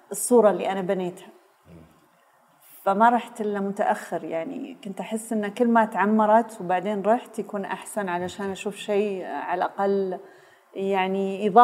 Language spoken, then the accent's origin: Arabic; Saudi Arabia; also born or lived in Beirut, Lebanon; آه، في الجامعه الامريكيه في بيروت ف... فانولدت هناك وبعدين رجعنا و... ولم نعد مره اخرى